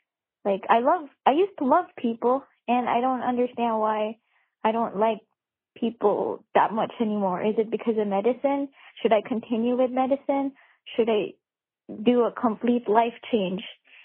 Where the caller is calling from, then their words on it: Alaska, United States; I'm listening from Alaska.